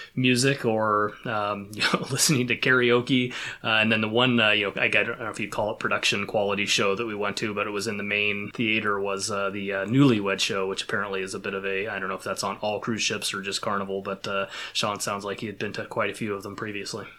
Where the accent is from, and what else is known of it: Pacific Northwest, United States; born or raised there